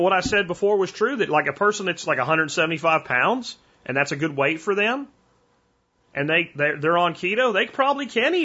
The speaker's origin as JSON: {"language": "English", "region": "Central Pennsylvania", "country": "United States", "tie": "born or raised there", "moved": "yes", "lives_now": "Texas, United States", "said": "I'm from Central Pennsylvania and I love Yingling. I grew up as a teenager drinking Yingling at bush parties. And when I moved to Texas, no more Yingling"}